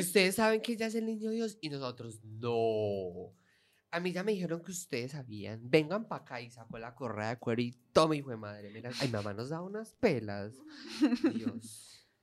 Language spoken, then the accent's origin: Spanish; Colombia; now in Spain